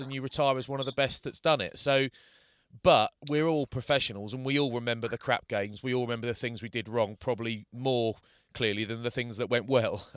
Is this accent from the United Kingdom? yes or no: yes; United Kingdom; being from sort of London or Bath